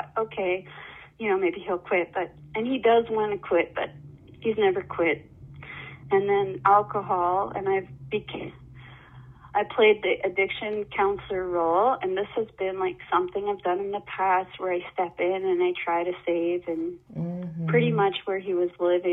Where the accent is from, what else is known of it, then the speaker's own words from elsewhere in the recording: Manitoba, Canada; moved away; I moved away from Manitoba, where I grew up, away from my family.